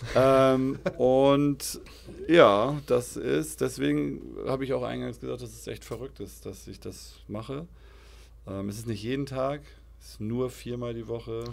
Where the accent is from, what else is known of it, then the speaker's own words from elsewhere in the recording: Altenholz, Schleswig-Holstein, Germany; Ich bin Aufschlager Jung. Bin groß geworden in Aufschlag.